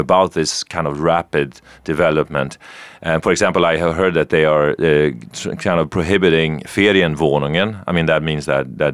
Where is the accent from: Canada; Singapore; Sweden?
Sweden; moved away as an adult; also born or lived in New York; now in Berlin, Germany; I'm a Swede